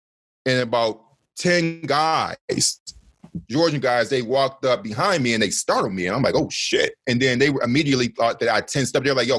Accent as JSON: {"language": "English", "town": "Detroit", "region": "Michigan", "country": "United States", "tie": "born or raised there", "moved": "as an adult", "said": "being 29 years old and growing up in Detroit, which is the blackest city in America"}